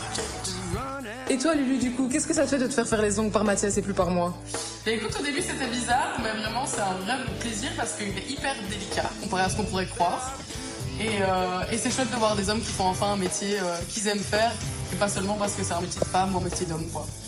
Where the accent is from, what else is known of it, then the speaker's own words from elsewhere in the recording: La Louvière, Wallonia, Belgium; je viens de la Louvière en Belgique